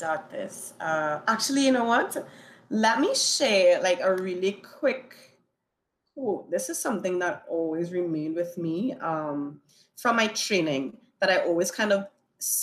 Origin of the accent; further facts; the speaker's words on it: Trinidad & Tobago; also born or lived in New York; Born and raised in Trinidad and Tobago, had the opportunity to live in New York